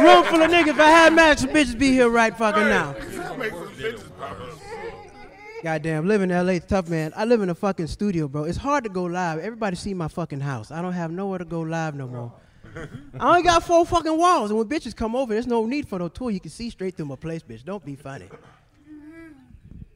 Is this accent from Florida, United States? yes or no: yes; Florida, United States; now in California, United States; I'm originally from Florida